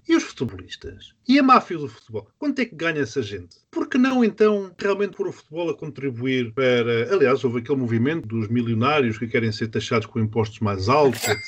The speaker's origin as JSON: {"language": "Portuguese", "country": "Portugal"}